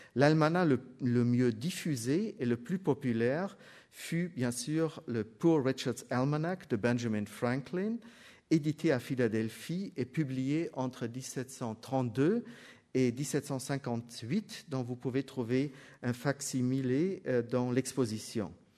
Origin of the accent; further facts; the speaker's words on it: Germany; je suis allemand